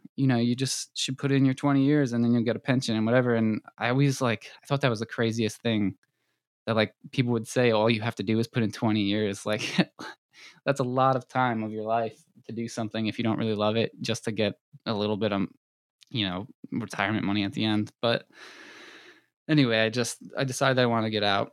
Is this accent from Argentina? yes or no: no; Long Island, New York, United States; I was born and raised on Long Island